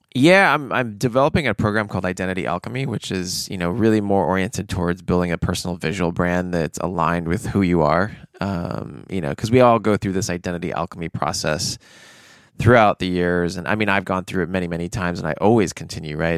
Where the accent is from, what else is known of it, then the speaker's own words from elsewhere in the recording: United States; I grew up in American culture